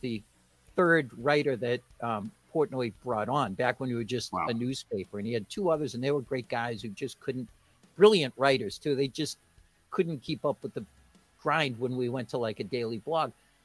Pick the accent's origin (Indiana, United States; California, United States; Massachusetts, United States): Massachusetts, United States; Weymouth; the town where I grew up in Weymouth